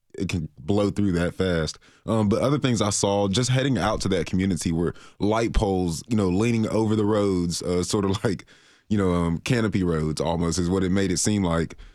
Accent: Florida, United States; moved away; I'm from Florida

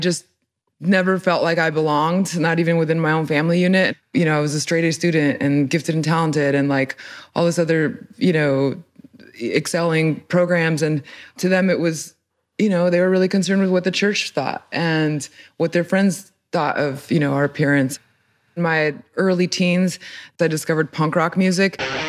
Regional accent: Mexico; born there; I was born in Mexico, although my parents are from Argentina. So even my Spanish itself, like, I feel like I don't really have a sense of belonging when I go to either country

